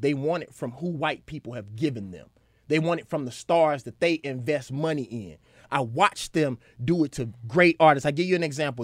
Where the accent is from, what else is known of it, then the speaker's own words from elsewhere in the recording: Mississippi, United States; because I'm from Mississippi and I'm from the South